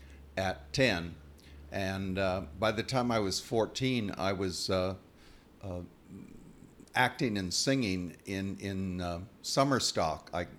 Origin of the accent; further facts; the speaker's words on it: San Diego, California, United States; also born or lived in Oahu, Hawaii; I was born in San Diego and raised in San Diego and Hawaii.